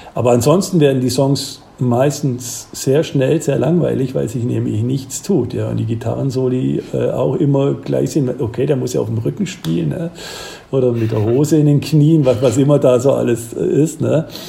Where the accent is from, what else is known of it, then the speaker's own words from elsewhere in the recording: Swabia, south of Ulm, Baden-Württemberg, Germany; now in Aachen, Germany; man hört ja, ich komme da aus dem Schwabenland und südlich von Ulm